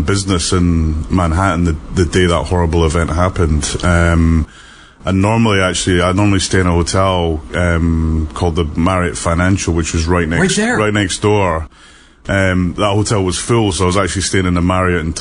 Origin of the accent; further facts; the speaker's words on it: United Kingdom; moved away; being a Brit